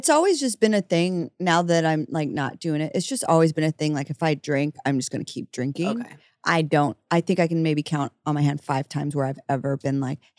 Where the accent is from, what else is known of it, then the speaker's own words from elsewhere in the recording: Dallas, Texas, United States; moved away as an adult; also born or lived in Kansas; now in New York City, United States; I'm from Dallas.